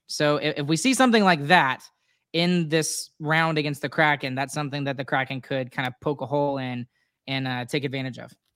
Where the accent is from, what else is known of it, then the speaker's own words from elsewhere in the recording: Texas, United States; I'm from Texas